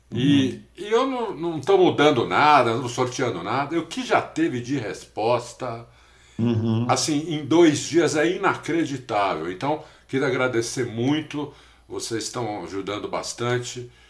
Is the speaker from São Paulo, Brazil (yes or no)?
yes; São Paulo, Brazil; eu nasci aqui em São Paulo, né? Sempre morei aqui, fora um, um tempinho que eu morei